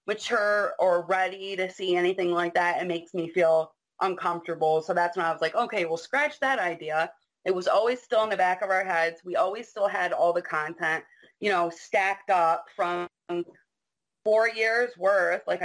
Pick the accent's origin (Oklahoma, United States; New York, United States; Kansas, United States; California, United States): New York, United States; I'm from New York